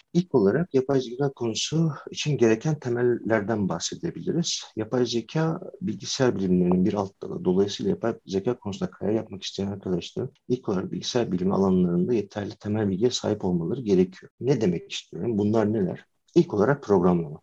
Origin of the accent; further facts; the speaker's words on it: Afyonkarahisar, Turkey; bin dokuz yüz seksen dört yılında Afyon'da doğdum